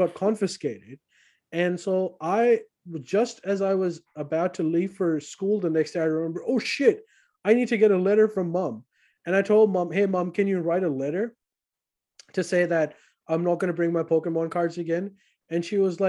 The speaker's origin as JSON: {"language": "English", "country": "Pakistan", "tie": "born or raised there", "said": "I grew up during War on Terror, and Afghanistan was on fire next door. And Pakistan"}